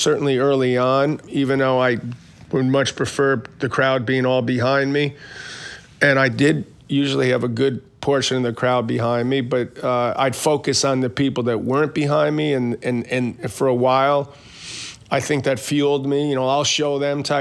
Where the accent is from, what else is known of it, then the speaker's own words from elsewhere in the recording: New York City, New York, United States; I grew up in Queens.